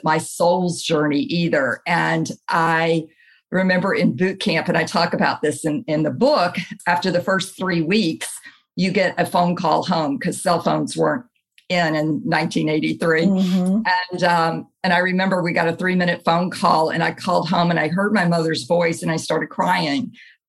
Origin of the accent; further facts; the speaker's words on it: Camp Lejeune, North Carolina, United States; born there; And I was born in Camp Lejeune, North Carolina, is about 33 miles from where I presently live in New Bern, North Carolina.